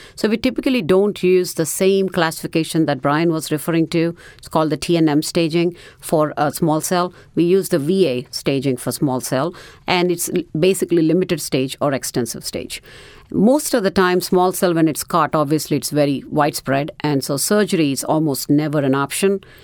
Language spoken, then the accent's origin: English; India; moved away as an adult; also born or lived in New Orleans; now in United States; I am originally from India